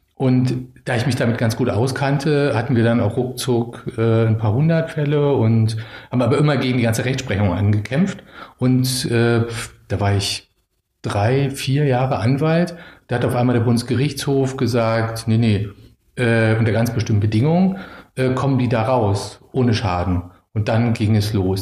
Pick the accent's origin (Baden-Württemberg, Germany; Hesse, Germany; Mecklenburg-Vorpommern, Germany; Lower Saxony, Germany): Mecklenburg-Vorpommern, Germany; Schwerin; moved away as an adult; also born or lived in Berlin; ich bin in Schwerin groß geworden